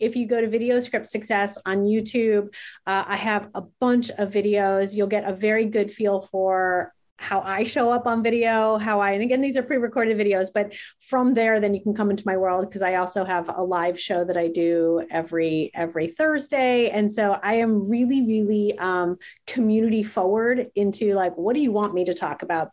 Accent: New Jersey, United States; I'm from New Jersey

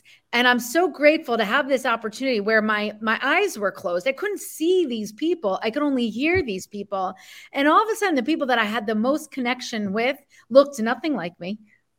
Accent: New Jersey, United States; Argue, yeah, we're both from Jersey.

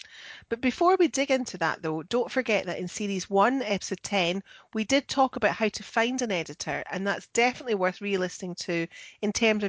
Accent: Scotland, United Kingdom; I'm the Scottish one.

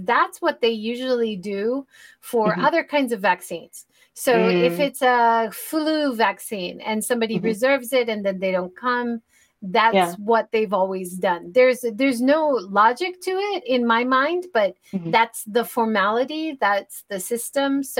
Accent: United States; now in Japan; as an American

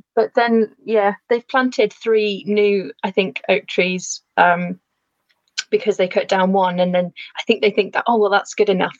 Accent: Lancashire, North West England, United Kingdom; moved away as an adult; now in Shropshire, United Kingdom; I grew up in Lancashire, but my family no longer live there

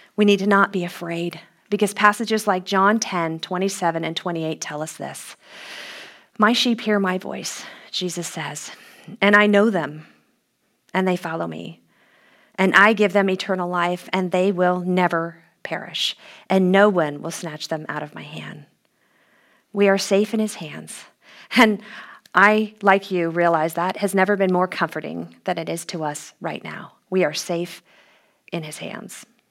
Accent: Los Angeles, California, United States; my hometown was going to host this international competition

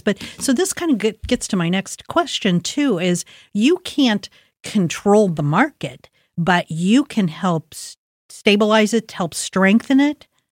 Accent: Columbus, Ohio, United States; I grew up in Linden. My parents grew up in Milo

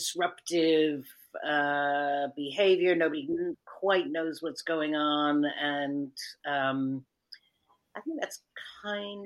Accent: United States; I'm American

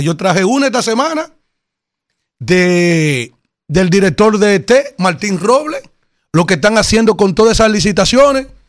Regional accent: Yaguate, San Cristóbal, Dominican Republic; senador de la provincia de San Cristóbal, de la cual yo pertenezco, aunque soy del municipio de Yaguate

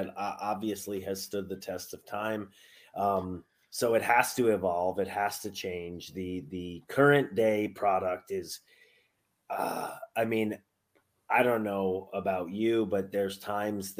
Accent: Albany, New York, United States; my hometown of Albany, New York

